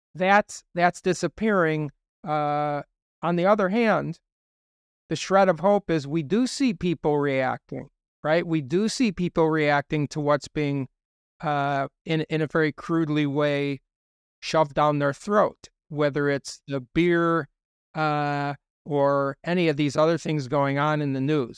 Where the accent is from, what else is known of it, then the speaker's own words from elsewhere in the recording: United States; I'm just speaking as an American